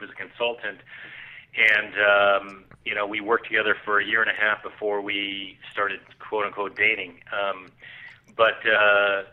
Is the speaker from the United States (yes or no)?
yes; Southern California, United States; I grew up in Southern California on the beach